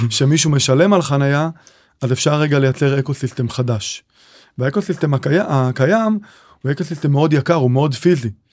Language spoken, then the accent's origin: Hebrew; Kiryat Malakhi, Southern District, Israel; moved away as an adult; now in Kfar Warburg, Israel; גדלתי בקריית מלאכי